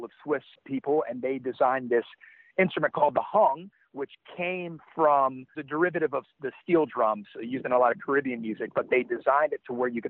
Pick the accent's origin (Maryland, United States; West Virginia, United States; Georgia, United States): Georgia, United States; Athens; moved away as an adult; also born or lived in San Francisco Bay Area / Los Angeles; I started drumming in bands in my hometown, Athens, Georgia.